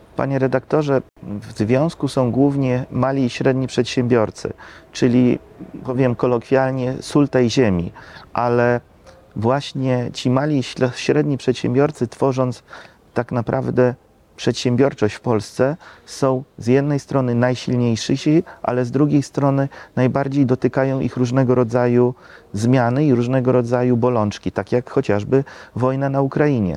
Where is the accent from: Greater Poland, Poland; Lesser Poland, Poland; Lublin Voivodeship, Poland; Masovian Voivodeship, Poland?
Lublin Voivodeship, Poland; u nas na Lubelszczyźnie